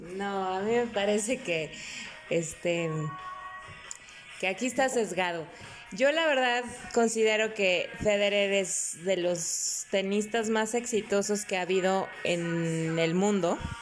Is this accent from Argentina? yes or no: no; Mexico; Soy más mexicana que el nopal